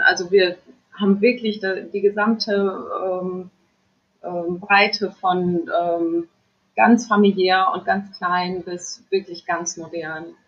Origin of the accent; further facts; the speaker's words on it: Friesland, Lower Saxony, Germany; also born or lived in Varel; ich komme eigentlich aus Friesland